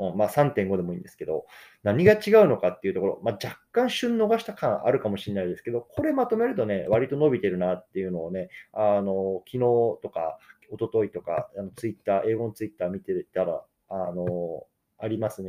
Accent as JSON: {"language": "Japanese", "country": "Japan", "tie": "born or raised there", "moved": "yes", "lives_now": "United States"}